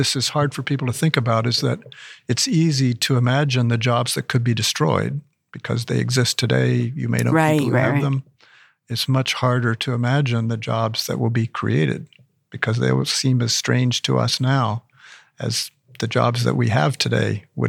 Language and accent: English; New Mexico, United States; he moved to the farm where I grew up in New Mexico.